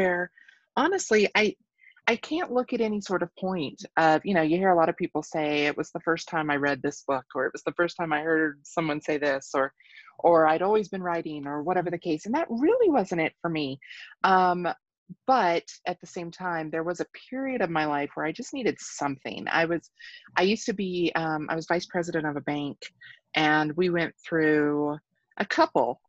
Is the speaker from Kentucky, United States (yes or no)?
yes; Kentucky, United States; moved away as an adult; also born or lived in Southwest Colorado; now in Colorado, United States; I'm originally from Kentucky, grew up there